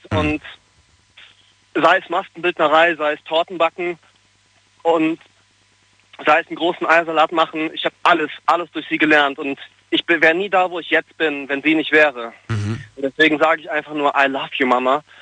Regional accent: Hürth, North Rhine-Westphalia, Germany; also born or lived in Cologne; Ich komme aus Köln. Aus Köln. Köln also eigentlich aus, eigentlich aus Hürth, aber ich komme aus Köln.

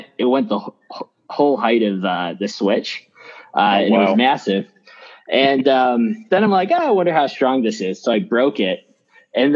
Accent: Phoenix, Arizona, United States; I'm from Phoenix

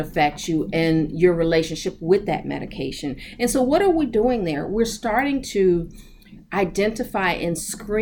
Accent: Chicago, Illinois, United States; I grew up in Chicago, still here, mm-hmm. born and raised

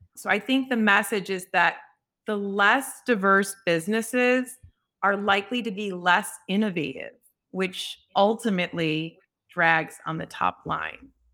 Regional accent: Chicago, Illinois, United States; I actually started at age fifteen, I'm from Chicago, working on the floor of the Mercantile Exchange

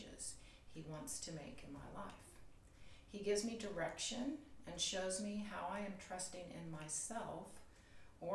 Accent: the South, United States; now in Huntington Beach, United States; I was raised in the South

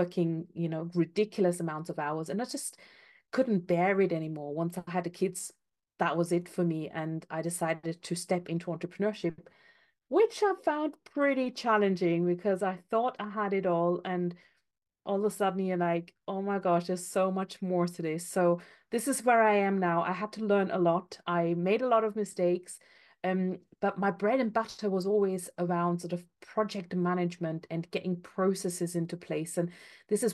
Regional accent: Austria; moved away as an adult; now in United Kingdom; I'm from Austria originally

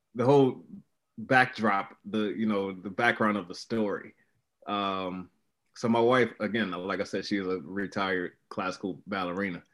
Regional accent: Baltimore, Maryland, United States; my hometown of Baltimore

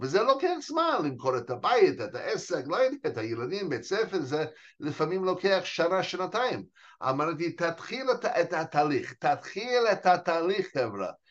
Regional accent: United States; Hebrew is a second language; moved away as an adult; also born or lived in New York; now in Israel; נולדתי וגדלתי, אה, בארצות הברית

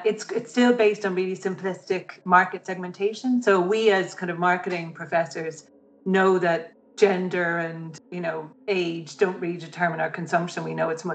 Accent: Ireland; as an Irish woman

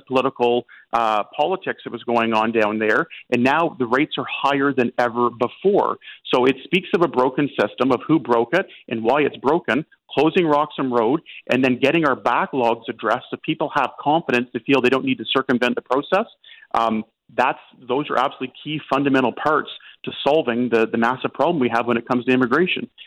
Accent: Eastern Ontario, Canada; I, I come from Eastern Ontario

